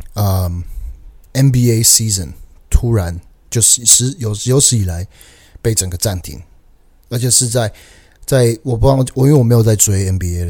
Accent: Taiwan; also born or lived in Canada; 加我台湾人，所以我们都是，都是亚洲人

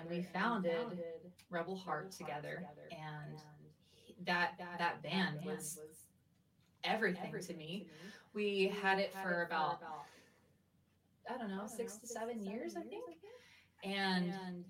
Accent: Mississippi, United States; also born or lived in Arizona; now in Denver, United States; Originally, I'm from Mississippi

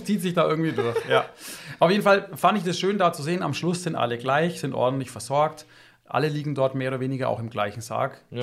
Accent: Germany; bei uns in Deutschland

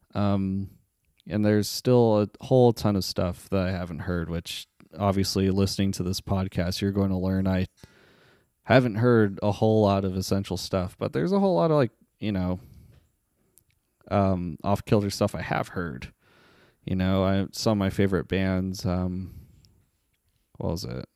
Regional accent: Las Vegas, Nevada, United States; also born or lived in Staten Island, New York; I was born in Staten Island, New York, but, uh, at the age of seven, I, uh, moved to Las Vegas, Nevada

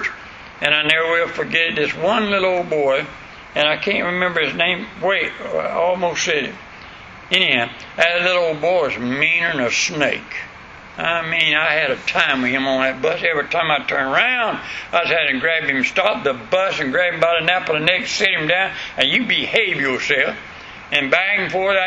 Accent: West Florida, United States; accent: country; I was from West Florida up in way back in the woods

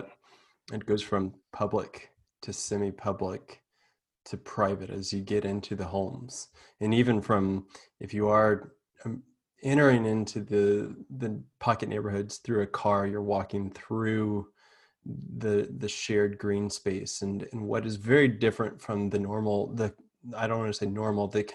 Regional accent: the South, United States; I grew up in the South where porch living was necessary

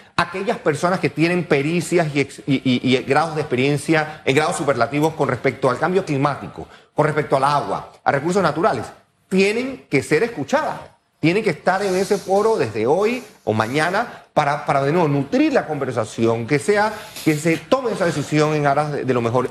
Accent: Panama; como panameños

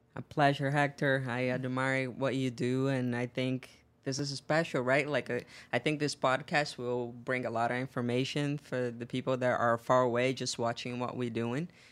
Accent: Northeast Brazil, Brazil; English is a second language; moved away as an adult; now in United States; I grew up in Brazil, in the northeast of Brazil, in a small town

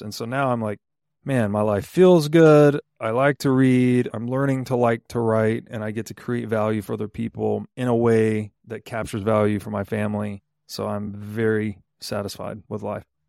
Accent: Chattanooga, Tennessee, United States; I grew up mostly in Chattanooga, Tennessee.

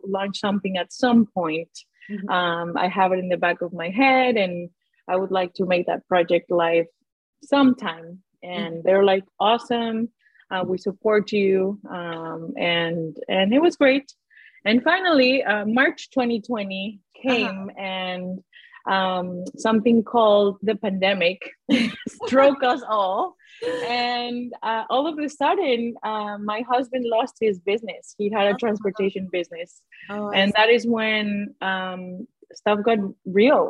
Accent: Guadalajara, Jalisco, Mexico; moved away; So I grew up in Mexico, in Guadalajara.

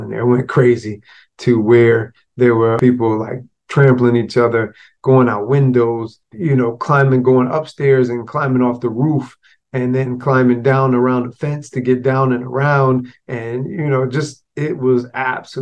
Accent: Florida, United States; born or raised there

